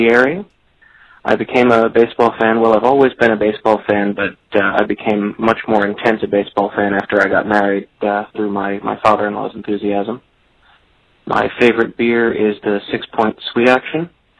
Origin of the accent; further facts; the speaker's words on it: New York City, New York, United States; now in Washington, D.C. area, United States; I was born on the Upper West Side of Manhattan, roughly equidistant between Zabar's and Fairway. I currently live in the D.C. area.